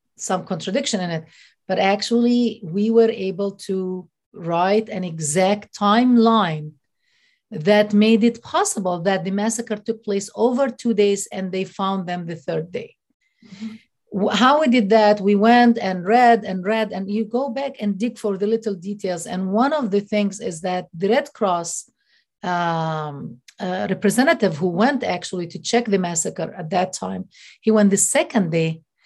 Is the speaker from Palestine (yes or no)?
yes; Hebron, West Bank, Palestine; I'm from Al Khalil or Hebron.